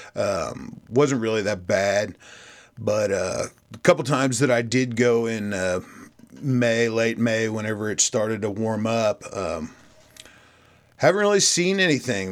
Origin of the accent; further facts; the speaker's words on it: Missouri, United States; my home state of Missouri